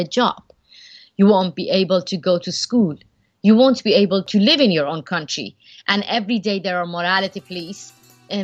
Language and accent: English; Iran; moved away as an adult; now in United States; inside Iran, driving down a road toward my hometown